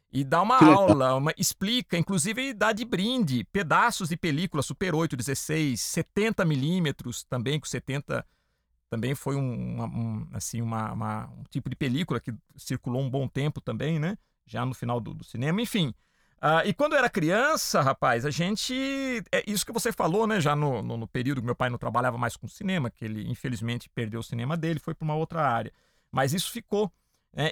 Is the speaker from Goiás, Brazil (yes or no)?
no; Piracicaba, São Paulo, Brazil; Eu sou do interior de São Paulo, né? De uma cidade chamada Piracicaba